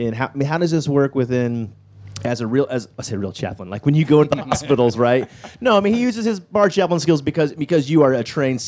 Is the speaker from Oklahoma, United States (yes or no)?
no; Texas, United States; growing up in Texas, we're a different breed there, obviously.